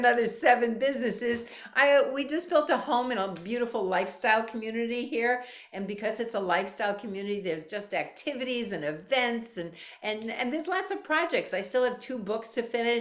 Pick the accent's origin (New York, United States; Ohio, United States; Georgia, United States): New York, United States; now in Florida, United States; I'm from New York